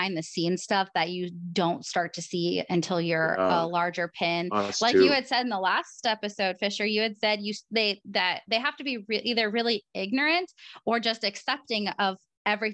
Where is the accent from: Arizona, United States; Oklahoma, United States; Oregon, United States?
Oregon, United States; I'm from Oregon